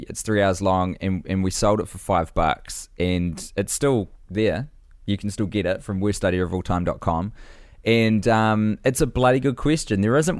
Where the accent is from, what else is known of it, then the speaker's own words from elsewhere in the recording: Astoria, Oregon, United States; now in Oakland, United States; I live in Oakland, the Auckland of California, no doubt, but my hometown is Astoria, Oregon, a rather random filming location for children's films from the 80s and 90s